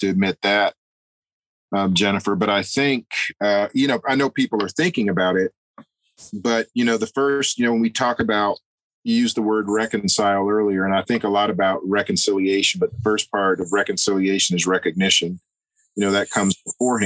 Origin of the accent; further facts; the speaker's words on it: United States; I'm an American